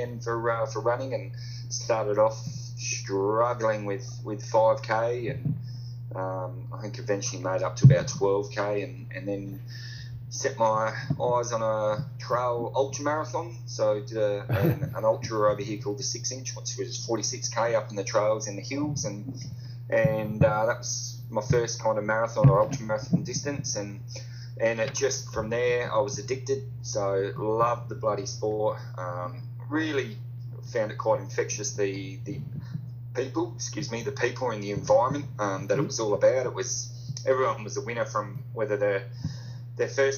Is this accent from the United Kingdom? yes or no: no; Loxton, South Australia, Australia; moved away as an adult; now in Western Australia, Australia; I grew up actually in South Australia, over in the Riverlands